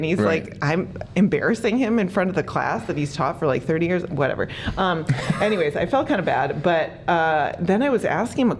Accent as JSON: {"language": "English", "town": "Minneapolis", "region": "Minnesota", "country": "United States", "tie": "born or raised there", "moved": "yes", "lives_now": "Boulder, United States", "said": "I grew up in Minneapolis, Minnesota, which is a delightful place to grow up."}